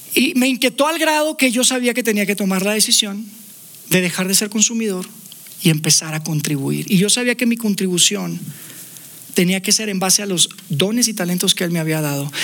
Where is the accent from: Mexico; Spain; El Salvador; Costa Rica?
Mexico; Monterrey, Nuevo León; now in Mexico City, Mexico; Viviendo ya acá en Ciudad de México, nosotros somos de Monterrey.